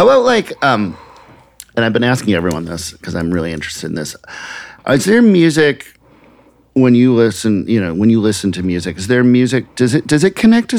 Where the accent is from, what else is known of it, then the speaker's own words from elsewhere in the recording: Minnesota, United States; I grew up in Minnesota